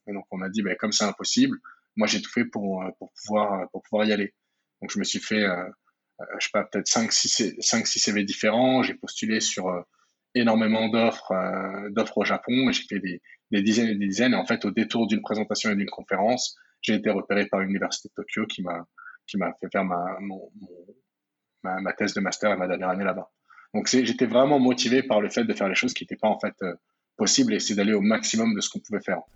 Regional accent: Val-de-Marne, Paris region, Île-de-France, France; je suis né et j'ai grandi en, en France. Euh, j'ai grandi dans le Val-de-Marne en 94, en région parisienne

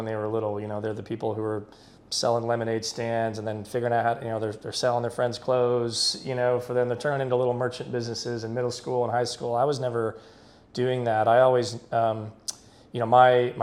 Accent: Dallas, Texas, United States; moved away as an adult; also born or lived in Houston, Texas / Boston / New York City; now in Austin, United States; I'm born and raised in Texas, born in Houston, raised in Dallas, lived in Austin for about 9 years

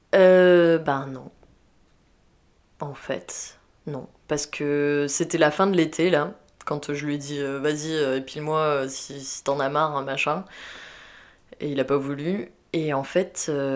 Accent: south-west France, France; moved away as an adult; also born or lived in Belgium; je viens du sud-ouest de la France

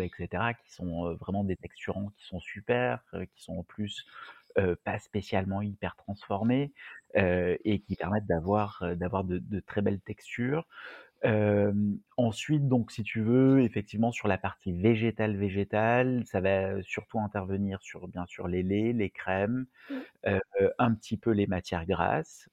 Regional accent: Marseille, Provence-Alpes-Côte d'Azur, France; en tant que Marseillais

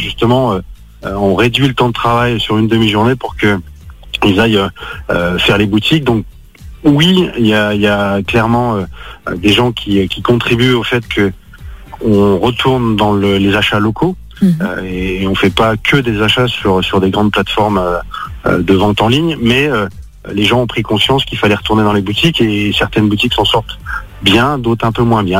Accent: Lyon, Auvergne-Rhône-Alpes, France; je suis un pur Lyonnais

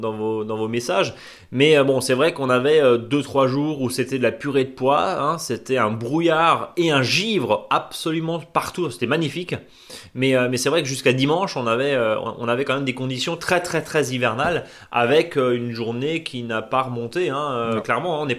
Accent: Alsace, Grand Est, France; il y a du soleil chez nous en Alsace.

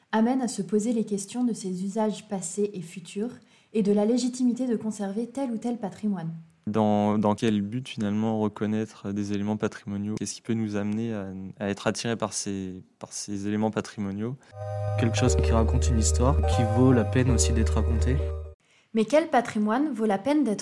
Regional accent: Bourgogne-Franche-Comté, France; Quand je pense au patrimoine, ça me fait penser à chez moi en Côte d'Or et du coup au patrimoine viticole

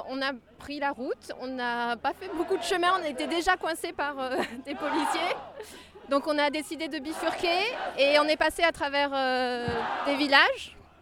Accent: France; je viens de France et je suis aujourd'hui à Endeguelin 2

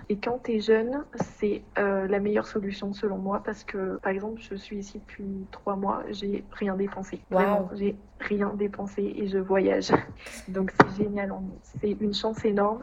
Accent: Puy-de-Dôme, Clermont-Ferrand, Auvergne-Rhône-Alpes, France; moved away as an adult; Je suis du Puy-de-Dôme, de Clermont-Ferrand. Voilà. Mais euh, j'ai grandi à la campagne, dans l'endroit euh, très rural

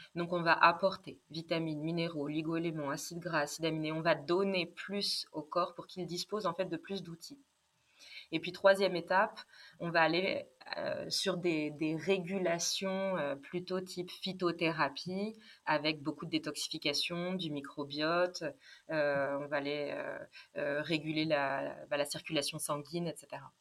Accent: Vichy, Auvergne-Rhône-Alpes, France; j'ai grandi à Vichy

